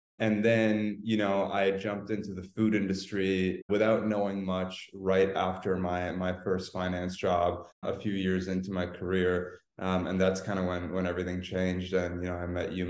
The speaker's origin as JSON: {"language": "English", "country": "Canada", "moved": "yes", "lives_now": "Los Angeles, United States", "said": "I'm Canadian, actually, even though I'm in Los Angeles right now"}